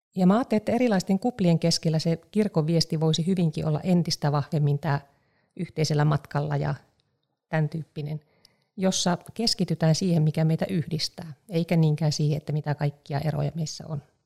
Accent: Eastern Finland, Finland; mä olen paljasjalkainen itäsuomalainen

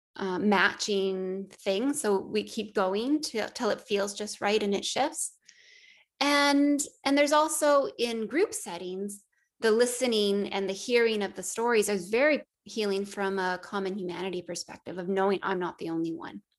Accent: Northern Ontario, Canada; I grew up in Northern Ontario

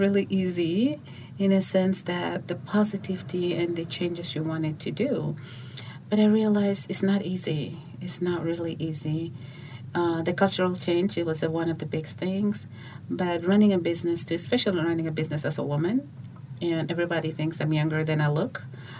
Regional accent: Uganda; also born or lived in Juba, South Sudan / United States; now in South Sudan; I was born in Juba, but I grew up in Uganda and in the U.S.

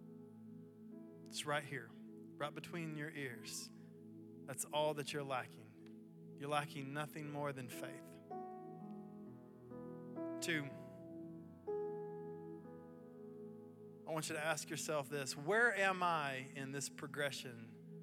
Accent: Athens, United States; moved away as an adult; also born or lived in Mobile, Alabama; now in Chattanooga, United States; I grew up in Athens, just north of here

